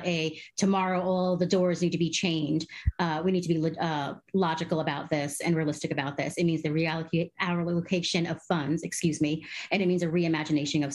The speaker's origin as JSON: {"language": "English", "town": "Caracas", "region": "Capital District", "country": "Venezuela", "tie": "born or raised there", "moved": "yes", "said": "I'm also a Venezuelan. I was born in Caracas, Venezuela, and my country"}